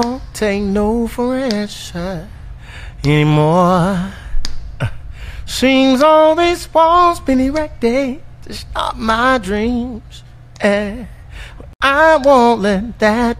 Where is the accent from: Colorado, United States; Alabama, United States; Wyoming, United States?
Alabama, United States; Tuscaloosa; now in Birmingham, United States; I'm originally from Tuscaloosa, Alabama, right up 2059